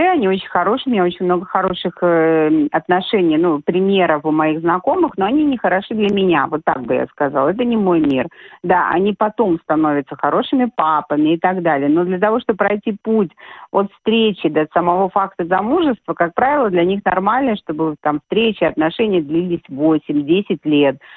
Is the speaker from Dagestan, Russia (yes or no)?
yes; Derbent, Dagestan, Russia; born there; Я, я поправку сделала, родилась я вообще в Дагестане, в городе Дербень.